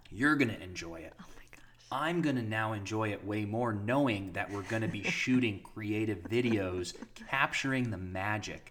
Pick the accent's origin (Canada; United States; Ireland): United States; Ashtabula, Ohio; my hometown of Ashtabula